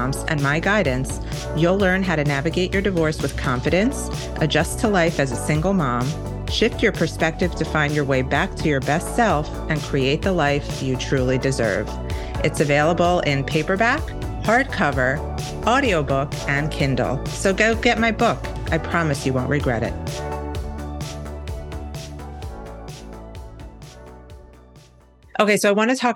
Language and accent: English; New York, United States; now in Miami, United States; I'm from New York, but I live in Miami.